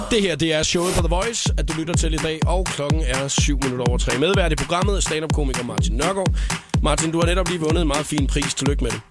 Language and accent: Danish; Skalkendrup, Southern Denmark, Denmark; moved away; jeg kommer hjem til min hjemstavn Skalkendrup